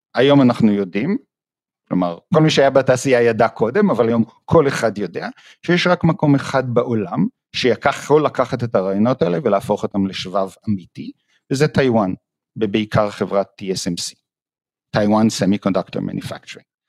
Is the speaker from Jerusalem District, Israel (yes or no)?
yes; Jerusalem, Jerusalem District, Israel; moved away as an adult; now in Toronto, Canada; אז אני נולדתי בארץ, בירושלים, למדתי בבית ספר הניסויי